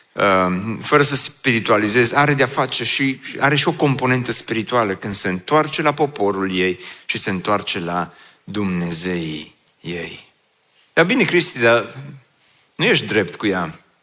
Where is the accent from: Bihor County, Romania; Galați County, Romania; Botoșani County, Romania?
Bihor County, Romania; Oradea; also born or lived in Băile Felix; eu sunt din Oradea